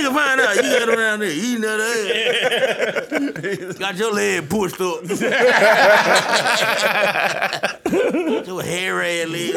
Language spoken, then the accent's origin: English; Atlanta, Georgia, United States; I'm from there. That's where I'm from. I'm from Atlanta